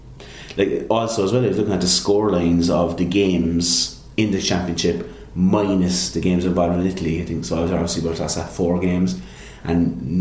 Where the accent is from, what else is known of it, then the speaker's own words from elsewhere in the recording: Ireland; would concern me as an Irishman.